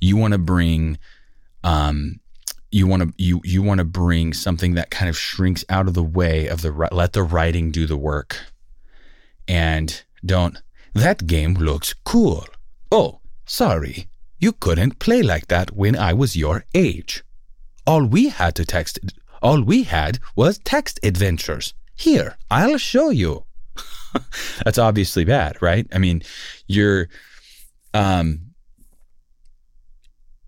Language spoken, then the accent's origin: English; Los Angeles, California, United States; I grew up in Sylmar, California